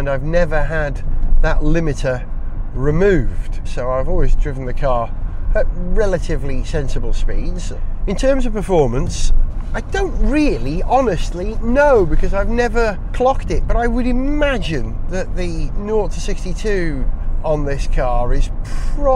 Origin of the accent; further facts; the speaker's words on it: Wales, United Kingdom; as a Welshman